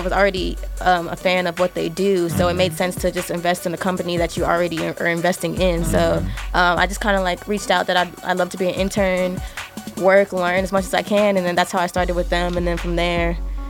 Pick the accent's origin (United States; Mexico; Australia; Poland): United States; Austin, Texas; also born or lived in Nigeria; All right, so … I'm from Austin, Texas. I'm also Nigerian. You know, I was born there, right from my country.